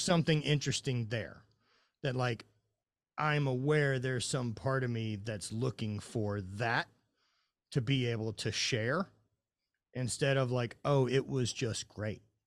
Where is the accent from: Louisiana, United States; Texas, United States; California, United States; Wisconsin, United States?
Louisiana, United States; I'm from Louisiana